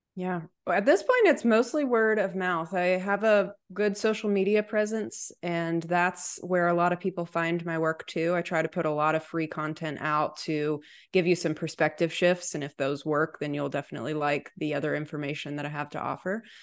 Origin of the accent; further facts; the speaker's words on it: Chattanooga, Tennessee, United States; now in Nashville, United States; I was born and raised in Chattanooga